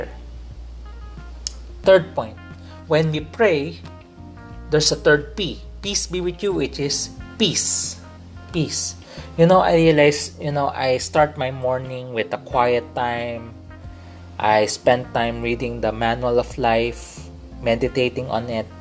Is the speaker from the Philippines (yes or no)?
yes; Philippines; I realized I am a Filipino. I am in the Philippines